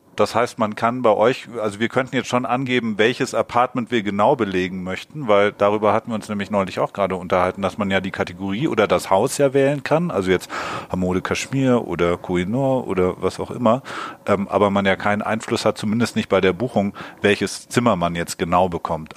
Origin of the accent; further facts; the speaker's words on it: Hamburg, Germany; wir kommen ja aus Hamburg